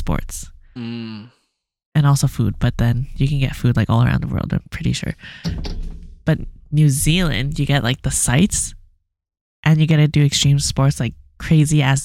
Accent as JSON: {"language": "English", "country": "Canada"}